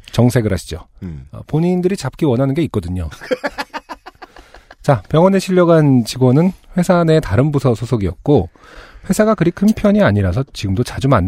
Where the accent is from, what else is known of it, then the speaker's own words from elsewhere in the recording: Yesan, South Chungcheong, South Korea; born there; 저는 대전이 아니고 충남 예산에서 태어났습니다.